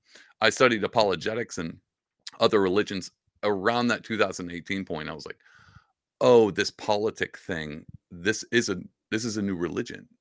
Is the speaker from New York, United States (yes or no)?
no; Southeast Texas, United States; I grew up in Southeast Texas